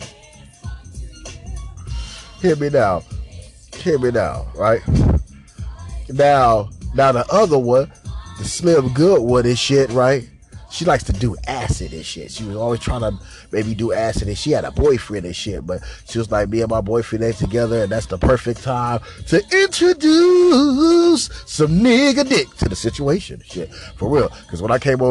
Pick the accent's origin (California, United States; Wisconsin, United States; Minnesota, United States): California, United States; Los Angeles; me growing up in Los Angeles